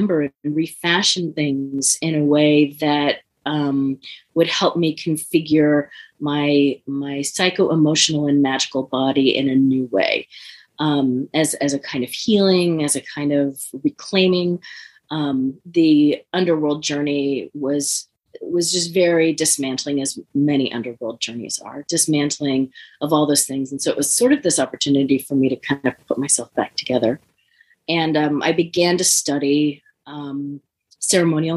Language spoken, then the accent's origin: English; San Francisco Bay Area, California, United States; I grew up in the San Francisco Bay Area